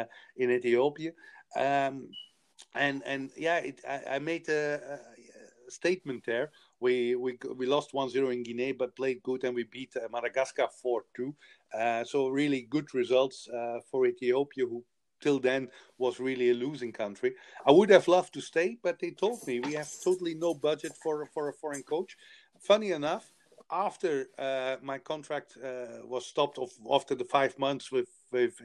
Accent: Belgium; moved away; I come from Belgium. We have 11 million people

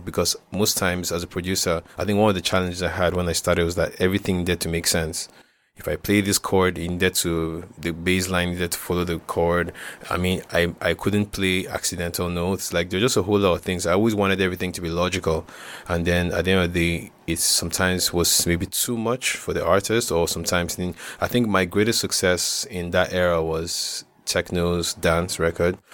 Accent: Jos, Plateau, Nigeria; growing up in Jocelyn, the most, was the most beautiful thing.

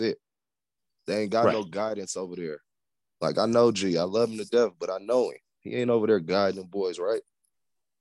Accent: Las Vegas, Nevada, United States; I'm from Vegas, born and raised.

